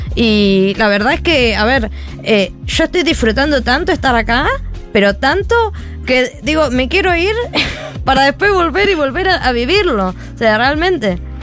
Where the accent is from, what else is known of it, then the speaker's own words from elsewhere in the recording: Argentina; moved away; las personas que nos fuimos de Argentina, tenemos que decir que nosotros salimos de Argentina